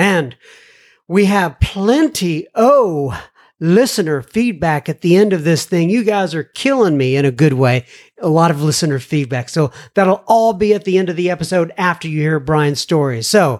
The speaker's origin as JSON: {"language": "English", "town": "Dallas", "region": "Texas", "country": "United States", "tie": "born or raised there", "said": "You know, I grew up in Oak Cliff."}